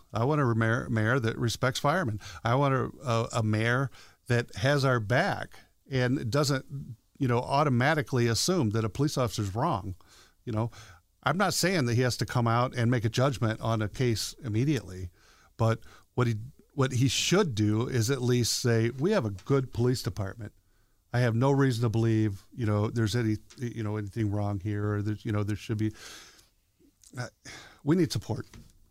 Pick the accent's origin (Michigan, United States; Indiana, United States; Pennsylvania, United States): Indiana, United States; Kokomo; born there; now in South Bend, United States; No, sir. I was born outside of Kokomo.